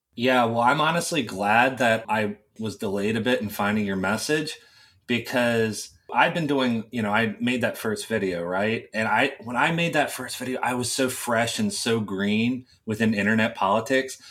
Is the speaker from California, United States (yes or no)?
no; West Virginia, United States; I grew up in a very small town in West Virginia